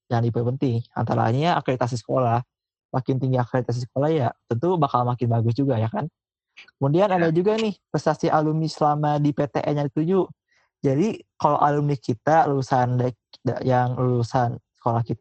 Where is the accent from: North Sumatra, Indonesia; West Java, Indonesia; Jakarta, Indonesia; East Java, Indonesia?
West Java, Indonesia; Bandung; Gue dari SMA yang biasa-biasa aja di kota Bandung.